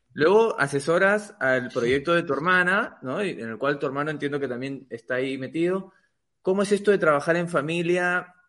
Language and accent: Spanish; Peru; yo soy de Perú